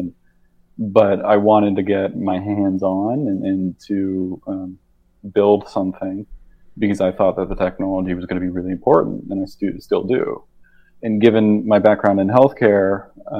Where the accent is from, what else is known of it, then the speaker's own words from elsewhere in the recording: Rochester, Minnesota, United States; So I grew up in Rochester, Minnesota.